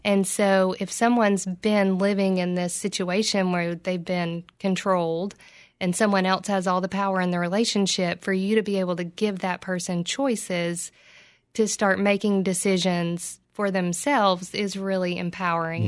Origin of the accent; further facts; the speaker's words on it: Oak Ridge, Tennessee, United States; also born or lived in Johnson City; I'm from Oak Ridge